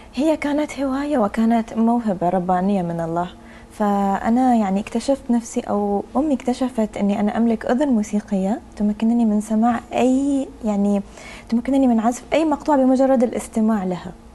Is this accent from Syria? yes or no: no; Oman; أنا أفتخر فيه كوني عمانية